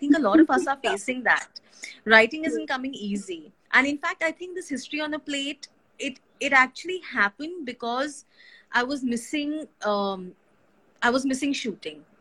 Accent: Gujarat, India; also born or lived in Madhya Pradesh; now in Maharashtra, India; I was born in Gujarat. My parents were there.

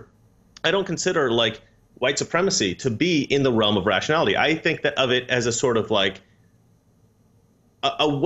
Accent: Oregon, United States; now in California, United States; I grew up in Oregon, which is similar to Poland, mostly white people

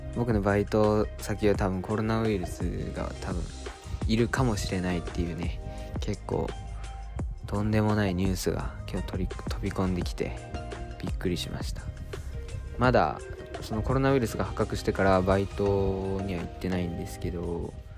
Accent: Japan; moved away as an adult; now in Tokyo, Japan; 島育ちいきなり上京ライフといって島からいきなり上京してきて東京で大学生をやっている僕

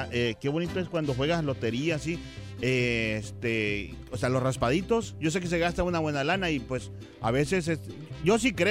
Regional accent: Mexico

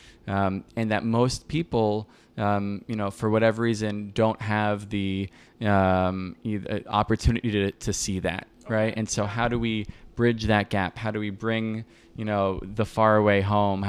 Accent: Miami, Florida, United States; now in Brooklyn, United States; I'm from Miami

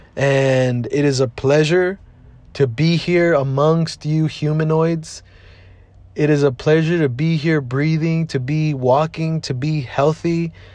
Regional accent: Maywood, California, United States; also born or lived in Lynwood, California / Bell, California / South Gate, California; I was born and raised here in Southeast Los Angeles.

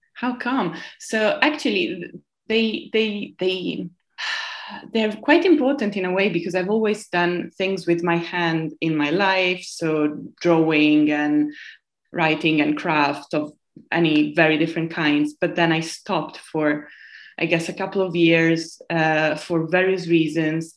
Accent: Piumazzo, Emilia-Romagna, Italy; English is a second language; moved away as an adult; now in London, United Kingdom; I come from a very, very small town, which I really want to name Piumazzo, which is between Modena and Bologna, which is in the north of Italy

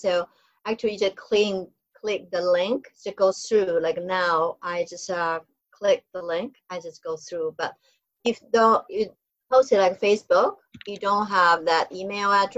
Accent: Taiwan; So, I'm not from China, I'm from Taiwan. So a Chinese from Taiwan

